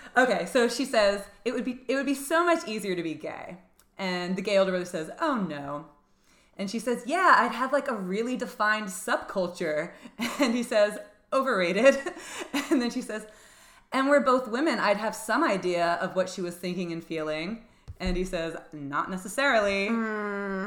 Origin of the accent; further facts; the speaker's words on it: New Jersey, United States; now in New York City, United States; I grew up in New Jersey and I, it, I I lived like an hour away from New York City